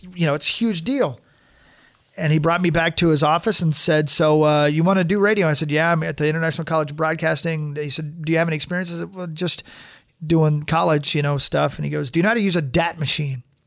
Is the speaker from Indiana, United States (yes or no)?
yes; Union City, Indiana, United States; also born or lived in Ohio; I grew up on the borders of Ohio and Indiana, a little town called Union City